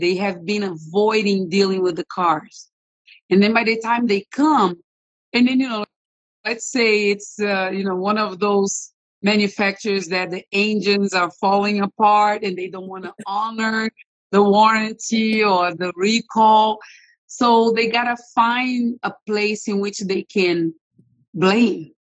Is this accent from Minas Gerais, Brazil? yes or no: no; Rio de Janeiro, Brazil; moved away as an adult; now in United States; I'm originally from Brazil.